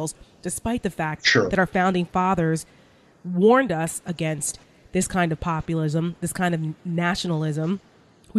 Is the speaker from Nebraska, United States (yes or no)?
no; New Jersey, United States; I'm from New Jersey. I talk about this all the time. I'm a Jersey girl, and I grew up right outside of New York City